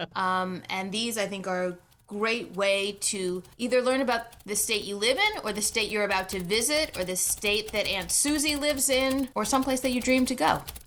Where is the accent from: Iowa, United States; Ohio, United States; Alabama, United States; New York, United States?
New York, United States; New York City; moved away; I was born down in New York City, Uh, spent a lot of summers up in the Adirondacks